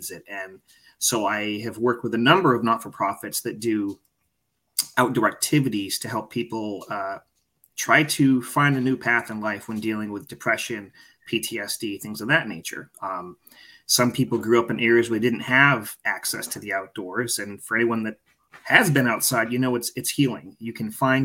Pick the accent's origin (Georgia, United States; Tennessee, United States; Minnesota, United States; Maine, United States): Maine, United States; I grew up living in Maine. That's my home